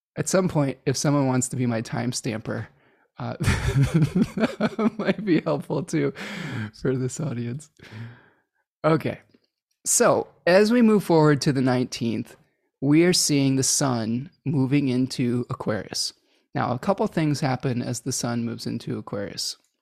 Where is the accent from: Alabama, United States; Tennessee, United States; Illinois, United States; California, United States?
Illinois, United States; Chicago; I was born in Chicago